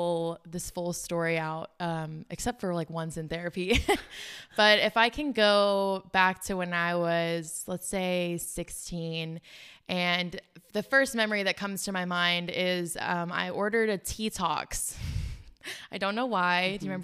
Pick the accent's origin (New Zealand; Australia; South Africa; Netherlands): South Africa; now in United States; but my family, we are from South Africa. And so there was always this like finish your plate mindset growing up. I think that was from we did struggle when we first moved to America.